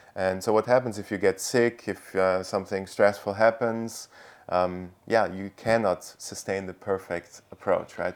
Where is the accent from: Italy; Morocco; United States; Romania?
Italy; now in Austria; I'm originally from Italy, but now currently live in Austria